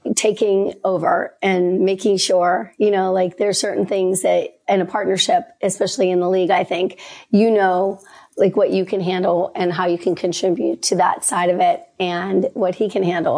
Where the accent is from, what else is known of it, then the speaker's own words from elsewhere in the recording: Pittsburgh, Pennsylvania, United States; I'm from Pittsburgh, so we were raised to hate Cleveland.